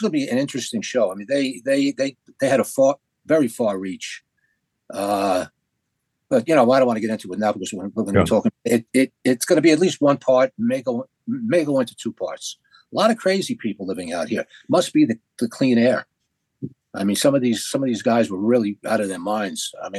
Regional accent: New York, United States; moved away; where I was born and raised in Little Italy.

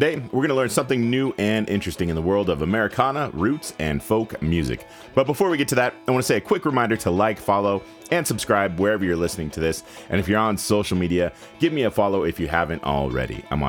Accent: Carson City, Nevada, United States; Spike is a great artist from the region where I live, and he's from Reno. I'm from Carson City

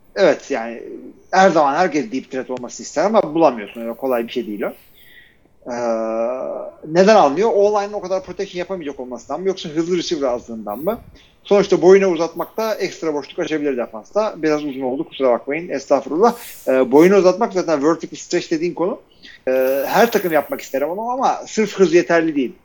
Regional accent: Turkey; ben de Türkiye'liyim

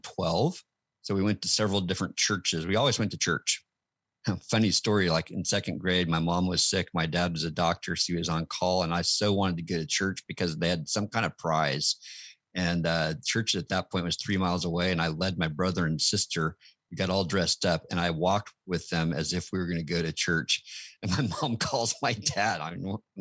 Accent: Wichita, Kansas, United States; also born or lived in Illinois / Denver, Colorado; So I was born in Illinois and raised in Wichita, Kansas, with a couple stops along the way, including in Denver.

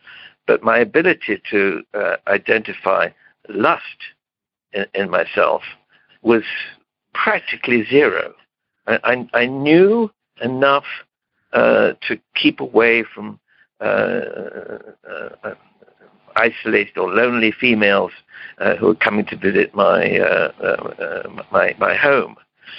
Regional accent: Romania; I moved back to my home country. I'm of Romanian origin, but of British nationality

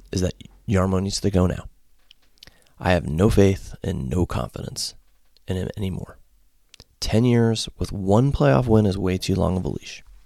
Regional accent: Connecticut, United States; moved away as an adult; also born or lived in Ohio; now in Columbus, United States; I grew up in Connecticut and was a Hartford Whalers fan.

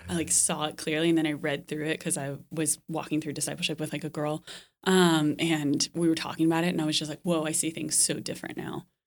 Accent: Dallas, Texas, United States; moved away; also born or lived in Lincoln, Nebraska / France; I'm from Dallas originally.

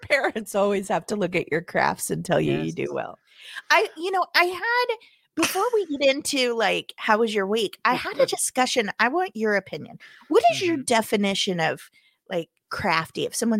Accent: Missouri, United States; I'm from Missouri. I live 45 minutes away from a town of crafty called Branson, Missouri.

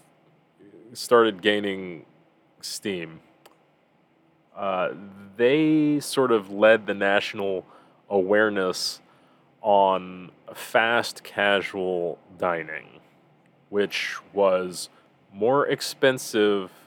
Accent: United States; born or raised there

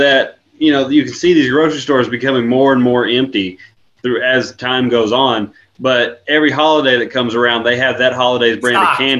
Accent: Texas, United States; Growing up in Texas, like you talk about running trot lines and stuff.

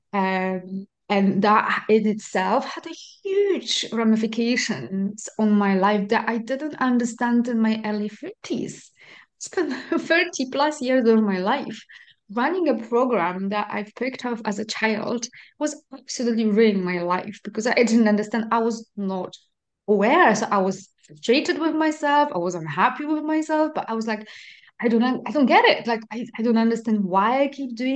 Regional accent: Poland; moved away; I'm Polish, I grew up in Poland.

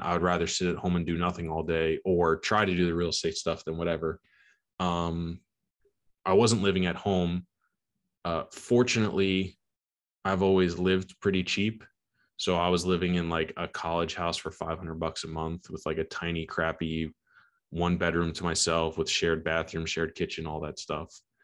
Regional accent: Long Island, New York, United States; I am from Long Island, New York, born and raised

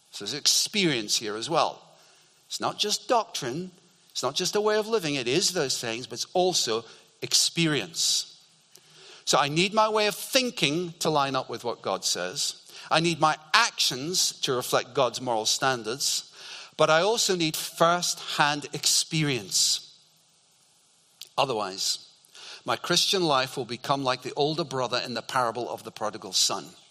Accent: Scotland, United Kingdom; growing up in Scotland

